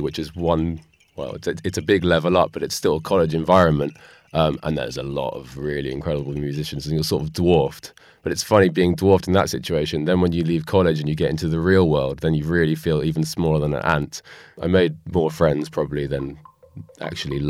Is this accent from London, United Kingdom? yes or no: yes; London, United Kingdom; I'm from North London